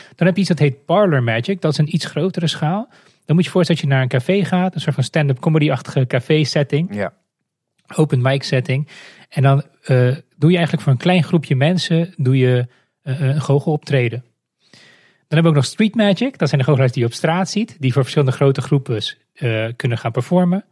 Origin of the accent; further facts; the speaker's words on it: Moldova; now in Netherlands; ik kom zelf uit Moldavië